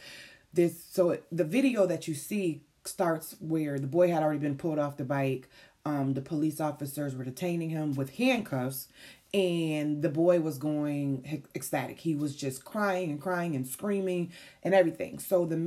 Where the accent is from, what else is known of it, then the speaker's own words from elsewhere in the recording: Syracuse, New York, United States; moved away; this is my hometown that this situation happened